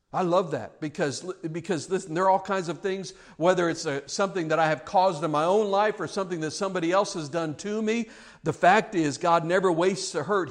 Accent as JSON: {"language": "English", "country": "United States", "said": "living here as American citizens"}